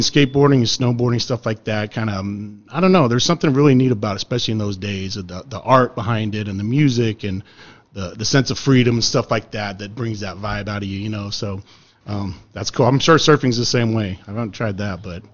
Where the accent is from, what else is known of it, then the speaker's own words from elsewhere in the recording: Utah, United States; I grew up in Utah